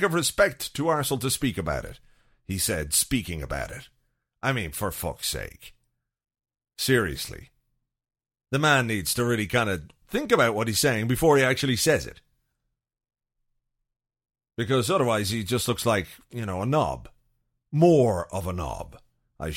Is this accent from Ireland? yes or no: yes; Ireland; as an Irish person